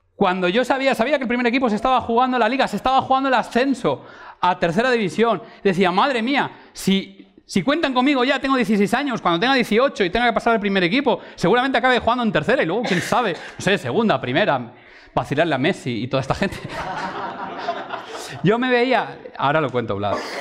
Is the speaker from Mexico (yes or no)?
no; Valencian Community, Spain; mi pueblo en Valencia